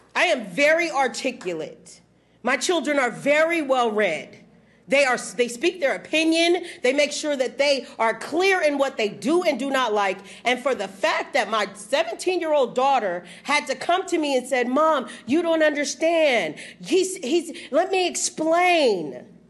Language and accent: English; Texas, United States; moved away; also born or lived in California; I'm from Texas